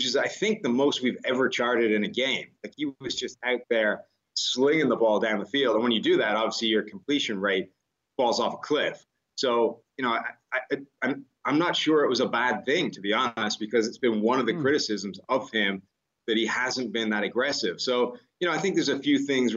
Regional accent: Ireland; now in United States; I come from Ireland where it's not as strong a tipping culture, right? We don't tip for that many things.

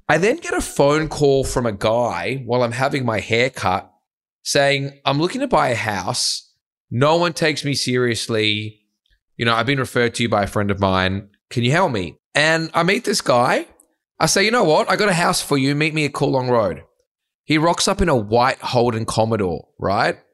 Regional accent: Sydney, New South Wales, Australia; I grew up in the North Shore. So if you're not from Sydney, it's not the glitz and glam of the eastern suburbs

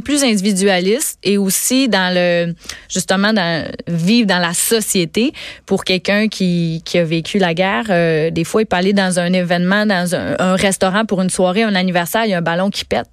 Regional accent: Gaspésie, Quebec, Canada; je suis native de la Gaspésie.

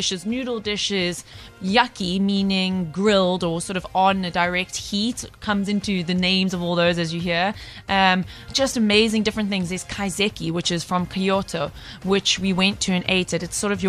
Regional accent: South Africa; as a South African

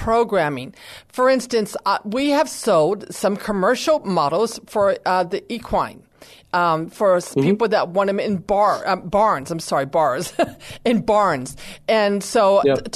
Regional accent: San Antonio, Texas, United States; I come from San Antonio. We have a Latin background here

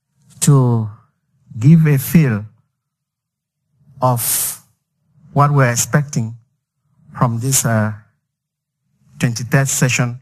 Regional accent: Cameroon; I come from Cameroon, from the Central African sub-region.

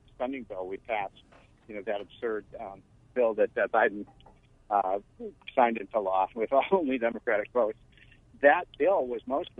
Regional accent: Chicago, Illinois, United States; moved away; I'm from Illinois.

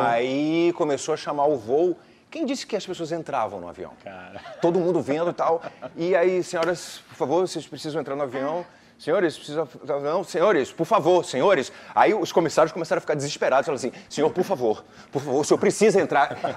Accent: Pernambuco, Brazil; moved away; also born or lived in Rio de Janeiro; Eu sou pernambucano, né? Eu me mudei para o Rio de Janeiro em 91

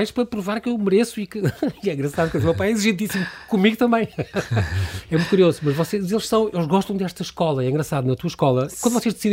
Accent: Coimbra, Centro, Portugal; also born or lived in Estoril; now in Beira Alta, Portugal; Eu já sou beirã

